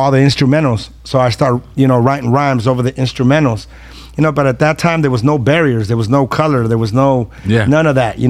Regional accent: San Diego, California, United States; I was raised in Southeast San Diego in Sherman.

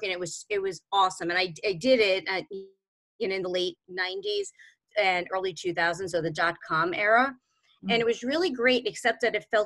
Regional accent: New York City, New York, United States; I'm originally from Brooklyn and grew up in New York, basically grew up in New York City my whole life

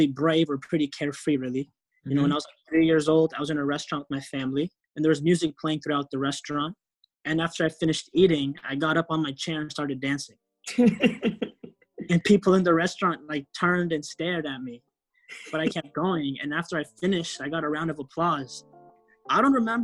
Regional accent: Euless, Texas, United States; also born or lived in Kisumu, Kenya / Los Angeles, California; I grew up in Euless, Texas.

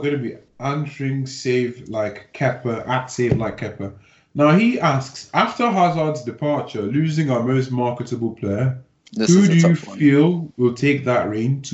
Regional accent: Nigeria; by birth, I'm Nigerian.

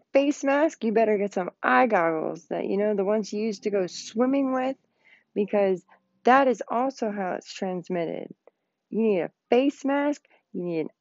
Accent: Pennsylvania, United States; Pennsylvania. It is in my home state

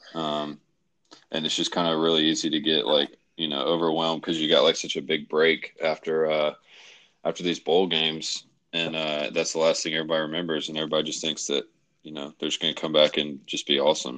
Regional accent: Memphis, Tennessee, United States; I grew up in Tennessee. We both did

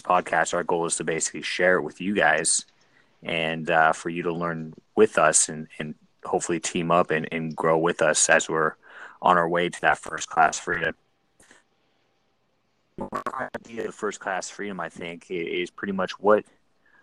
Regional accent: San Diego, California, United States; moved away; also born or lived in San Francisco Bay Area / San Luis Obispo; I grew up in San Diego.

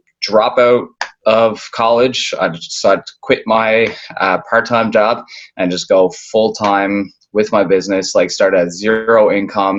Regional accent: Newfoundland and Labrador, Canada; moved away as an adult; now in Toronto, Canada; I'm originally born from Toronto, but I grew up in Newfoundland. Basically spent most of my life there.

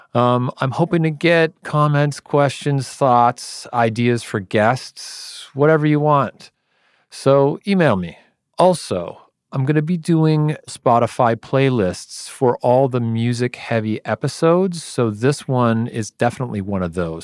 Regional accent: Canada; a kid who grew up in Canada

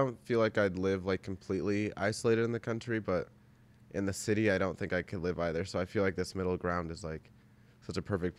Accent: Belleville, Illinois, United States; Yeah, like I grew up in Belleville, so like it's just a really small town suburb. I live next to St. Louis, I guess

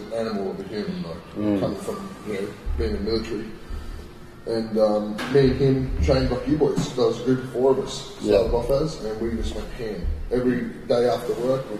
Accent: Port Macquarie, New South Wales, Australia; moved away as an adult; now in Brisbane, Australia; my hometown, Port Macquarie.

